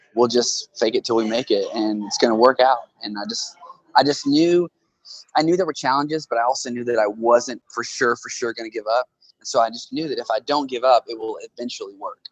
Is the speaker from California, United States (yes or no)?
no; Tulsa, Oklahoma, United States; my hometown here in Tulsa